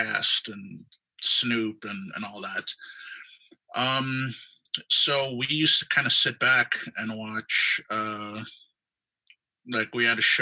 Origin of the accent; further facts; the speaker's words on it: Guelph, Ontario, Canada; I grew up in Guelph, Ontario